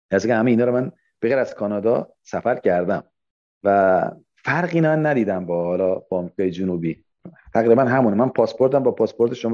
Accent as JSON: {"language": "Persian", "town": "Abadan", "region": "Khuzestan", "country": "Iran", "tie": "born or raised there", "said": "من که بچه آبادانم من که جنگ رو دیدم من که به معروف انقلاب دیدیم چیز خیلی چیزا دیده بودیم"}